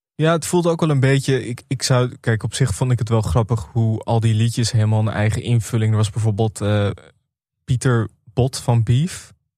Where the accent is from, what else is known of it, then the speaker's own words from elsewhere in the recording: Amsterdam, North Holland, Netherlands; ik kom uit Amsterdam